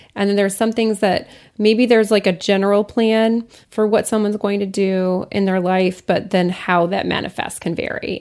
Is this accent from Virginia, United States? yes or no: no; Lafayette, Colorado, United States; my hometown, Lafayette, Colorado